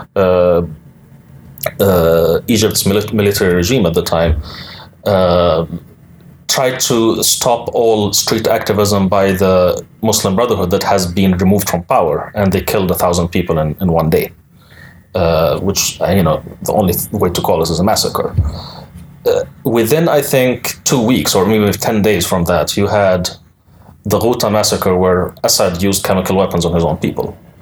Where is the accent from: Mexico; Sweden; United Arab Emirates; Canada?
United Arab Emirates; moved away; I lived my entire life in the United Arab Emirates